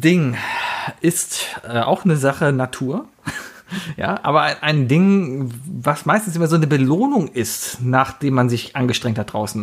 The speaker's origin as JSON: {"language": "German", "town": "Cologne", "region": "North Rhine-Westphalia", "country": "Germany", "tie": "born or raised there", "said": "Born and raised in Köln-Mauenheim bin groß geworden"}